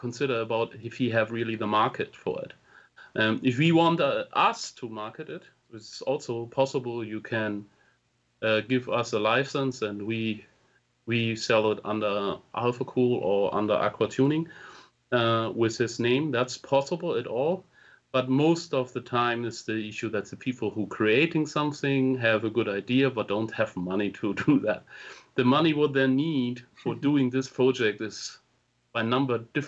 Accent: Germany; English is a second language; also born or lived in Hamburg; I'm coming from Germany. I'm living in Hamburg

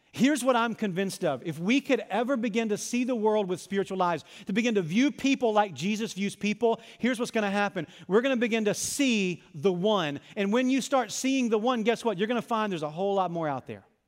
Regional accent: Arkansas, United States; I was a lifeguard at a country club in my hometown

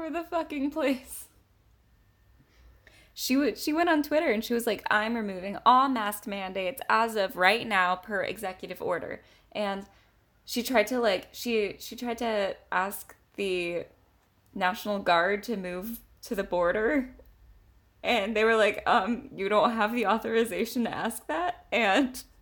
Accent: California, United States; I'm from California

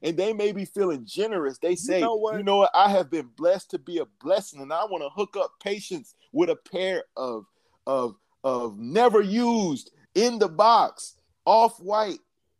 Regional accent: Atlanta, Georgia, United States; I'm from the South. Y'all know this. In Atlanta

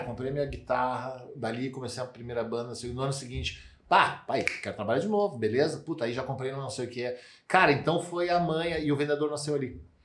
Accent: Santa Cruz do Sul, Rio Grande do Sul, Brazil; eu sou de Santa Cruz, Santa Cruz do Sul

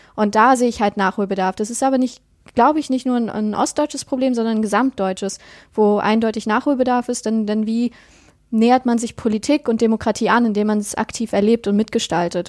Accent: near Rostock, Mecklenburg-Vorpommern, Germany; now in Dresden area, Germany; ich komme aus der Nähe von Rostock. aber ich wohne aktuell in der Nähe ah, von Dresden

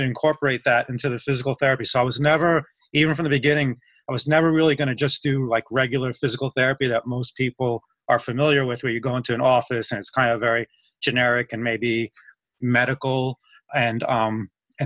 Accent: New York City, New York, United States; moved away as an adult; also born or lived in Pennsylvania / Colorado; now in Tampa, United States; I was born in New York City and I grew up there and lived like my first 30 years of my life in New York City

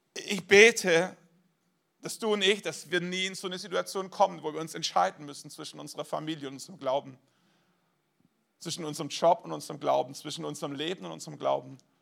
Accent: Germany; wir als Deutsche

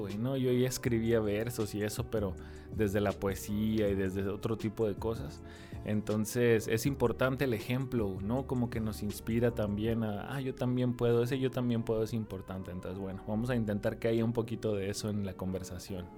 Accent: Tijuana, Baja California, Mexico; yo soy de Tijuana, Baja California

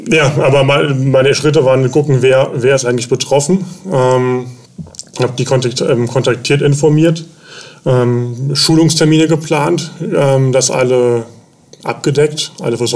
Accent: Bonn, North Rhine-Westphalia, Germany; born there; moved away as an adult; now in Elmshorn, Germany; wohne in Elmshorn, komme gebürtig aus Bonn. Bin damals hier hochgezogen, wegen, wegen der Stelle auch.

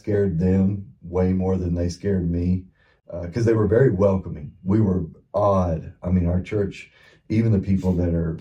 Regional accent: West Texas, United States; now in Granbury, United States; I'm from Texas.

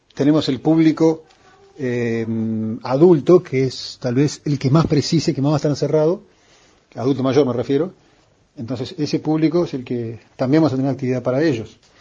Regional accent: Uruguay; somos uruguayos

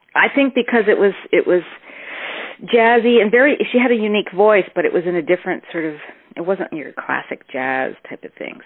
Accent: Toronto, Ontario, Canada; I'm from Toronto, born in Toronto

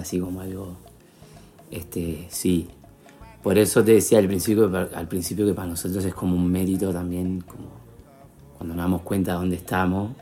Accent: Montevideo, Uruguay; soy uruguayo, soy montevideano

